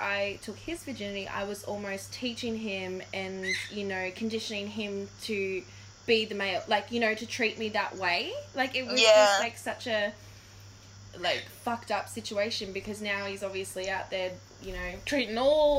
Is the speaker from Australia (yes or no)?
yes; Gold Coast, Queensland, Australia; Sorry, we didn't tell you we're from Queensland. We're actually from the Gold Coast. The Glitter Strip.